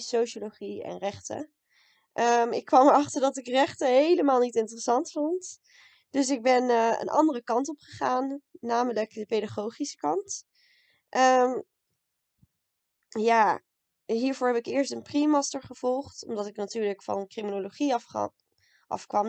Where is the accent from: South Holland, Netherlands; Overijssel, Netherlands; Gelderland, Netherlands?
Overijssel, Netherlands; Raalte; moved away as an adult; now in Leiden, Netherlands; Ik kom uit Raalte, maar woon nu in Leiden